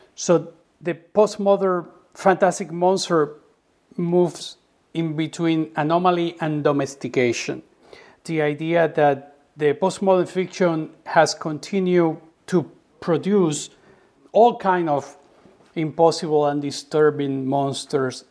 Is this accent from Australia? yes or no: no; Cuba; growing up in Cuba and being educated under the revolution